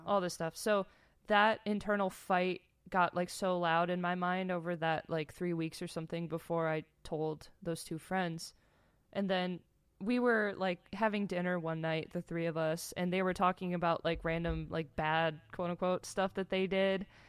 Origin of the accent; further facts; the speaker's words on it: Michigan, United States; so I grew up in Michigan